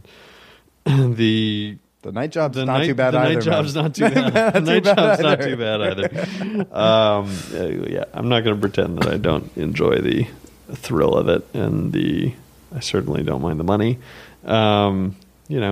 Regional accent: the South, United States; now in New York, United States; I'm from the South originally

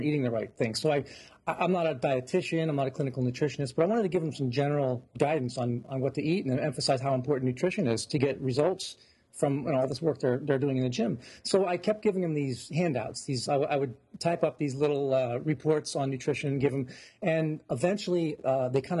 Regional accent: Santa Clara, California, United States; now in New Jersey, United States; I was born in California in the Bay Area and in Santa Clara.

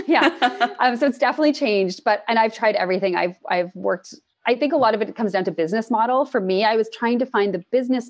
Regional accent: Toronto, Ontario, Canada; moved away as an adult; now in British Columbia, Canada; I'm from Toronto and I moved to BC last year

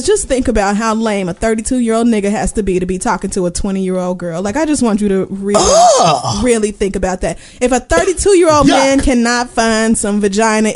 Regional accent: Miami, Florida, United States; Golden Girls said Miami. That's where I'm from

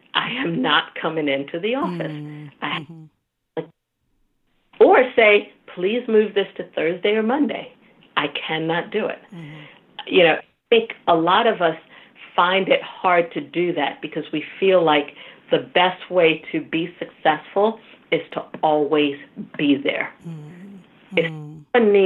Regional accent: Nigeria; Now, the being Nigerian is unique in that, you know, getting invited to the boardroom also means getting the job, right?

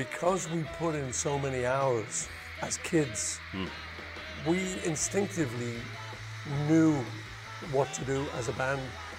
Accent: Liverpool, North West England, United Kingdom; we're from Liverpool.

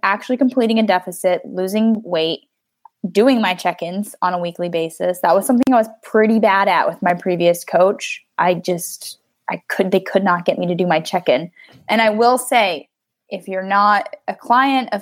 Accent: United States; I'm an American

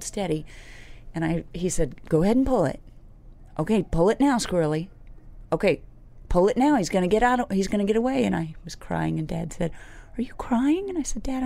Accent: Midwest, United States; also born or lived in Nashville; now in New York, United States; I grew up in the Midwest.

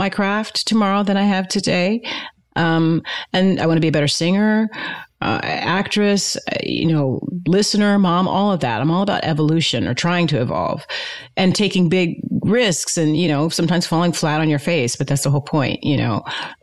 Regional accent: Fresno, California, United States; as a Black girl growing up in Fresno, California

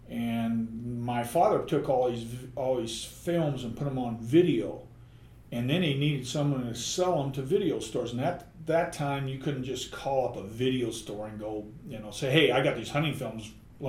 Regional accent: Jackson, Wyoming, United States; Well, I grew up in Jackson Hole

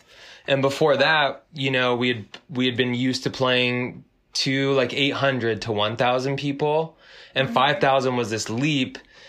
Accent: Southern California, United States; we grew up in Southern California, and there was kind of like a punk and hardcore scene with shows in basements

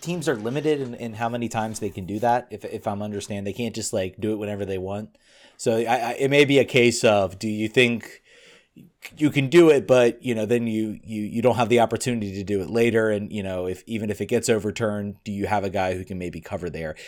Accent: Richmond, Virginia, United States; I am from Richmond

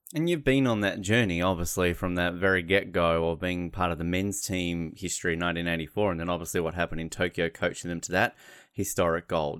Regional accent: Australia; As an Australian

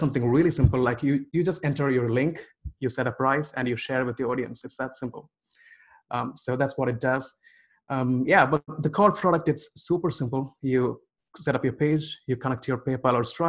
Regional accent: India; I grew up in India

